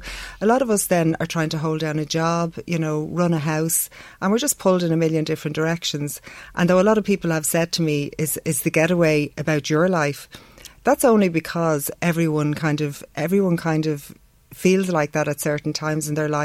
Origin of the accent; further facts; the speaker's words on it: Dublin, Leinster, Ireland; I grew up in Dublin, the heart of Dublin